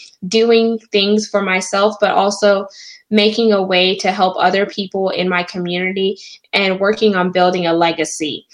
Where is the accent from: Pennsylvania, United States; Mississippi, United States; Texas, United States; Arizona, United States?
Texas, United States; Houston; I'm from Houston, Texas.